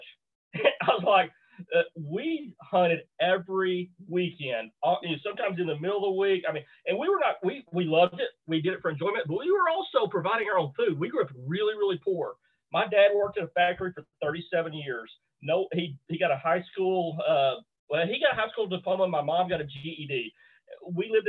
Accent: Bootheel, Missouri, United States; I grew up in the Boot Hill, Missouri

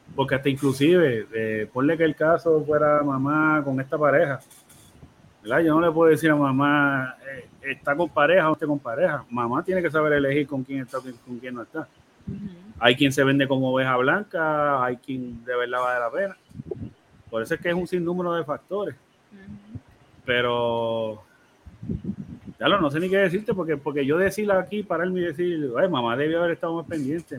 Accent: Puerto Rico; nosotros en Puerto Rico

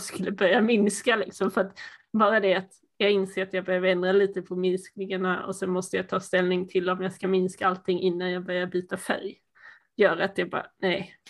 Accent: Sweden; accent: Småland dialect, some Dalarna dialect; mitt småländska mumlande

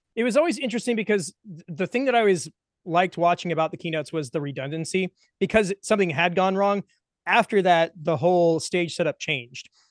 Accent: Atlanta, Georgia, United States; I'm from the Atlanta area

